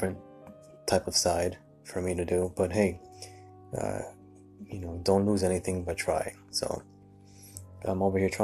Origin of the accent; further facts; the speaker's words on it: New York City, New York, United States; I'm originally from New York City.